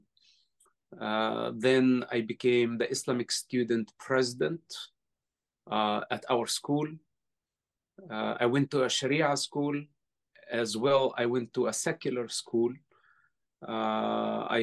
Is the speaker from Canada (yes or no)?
no; West Bank, Palestine; moved away; I was born in the West Bank back in 1978 to a Muslim Palestinian family